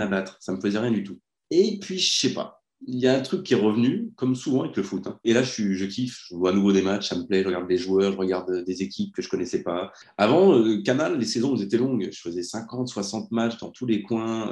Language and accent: French; France; Je suis français